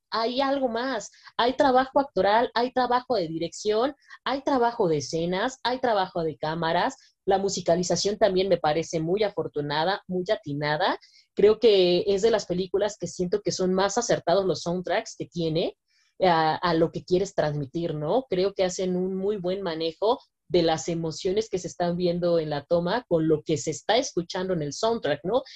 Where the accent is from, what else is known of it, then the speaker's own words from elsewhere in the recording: Mexico; como mexicanos podemos sentirnos completamente orgullosos